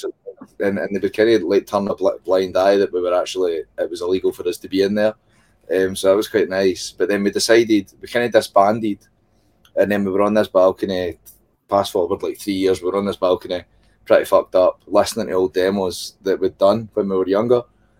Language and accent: English; Whitburn, Scotland, United Kingdom; So it's not a city. It is a tiny, tiny mining town. Is that what you call it? Yeah. In Scotland, central Scotland, called Whitburn. And it's like, it's got a population of about 11,000 people.